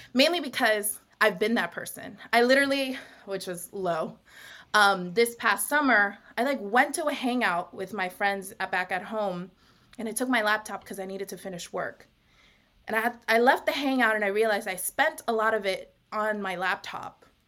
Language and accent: English; Long Beach, California, United States; now in New York, United States; I am from originally from Long Beach, California, but I'm currently podcasting from Harlem